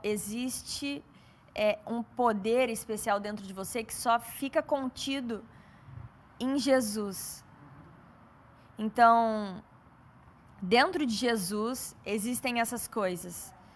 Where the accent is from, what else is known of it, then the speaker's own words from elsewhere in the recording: São Paulo, Brazil; eu sou paulista